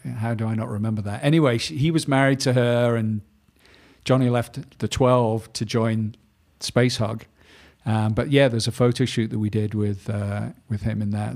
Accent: Manchester, North West England, United Kingdom; I grew up in Manchester in the north of England

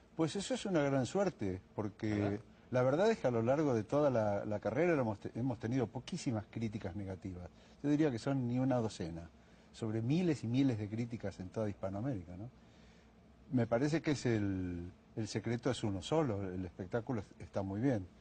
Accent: Argentina; corajudo, se dice en mi país

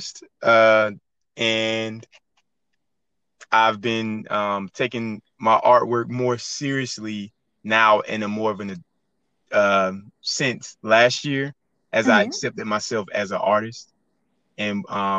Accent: Goldsboro, North Carolina, United States; moved away as an adult; also born or lived in Elizabeth City, North Carolina / Pembroke, North Carolina; now in Fayetteville, United States; I'm from Goldsboro, North Carolina. And I moved to Fayetteville after graduating college

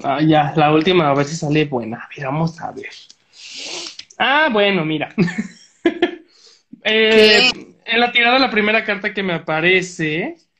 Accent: Tlaquepaque, Jalisco, Mexico; Talib y yo somos de Tlaquepaque

